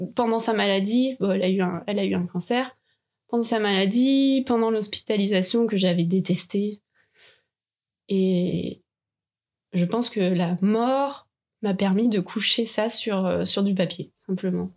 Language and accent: French; Calvados, Normandy, France; j'habitais dans le Calvados avec mes parents